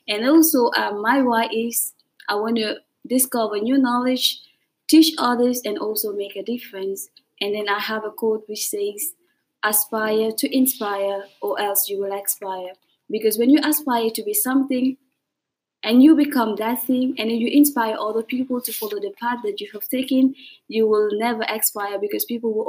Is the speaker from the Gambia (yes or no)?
yes; Gambia; moved away as an adult; now in Dakar, Senegal; I am from The Gambia, and I am studying at EIM in Dakar.